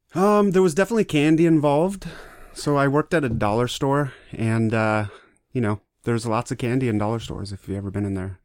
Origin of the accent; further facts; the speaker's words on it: Kent, Washington, United States; also born or lived in Provo, Utah / Ohio / Michigan; I grew up in Kent